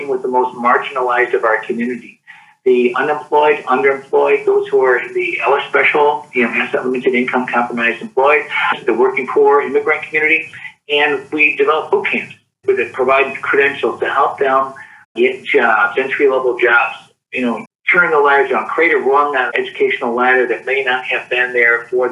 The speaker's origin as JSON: {"language": "English", "town": "Jackson", "region": "Michigan", "country": "United States", "tie": "born or raised there", "said": "Born and raised in Jackson, so just south of here"}